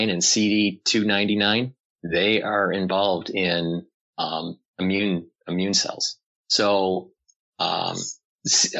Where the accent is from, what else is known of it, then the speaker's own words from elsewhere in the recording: Detroit, Michigan, United States; I was born and raised in Detroit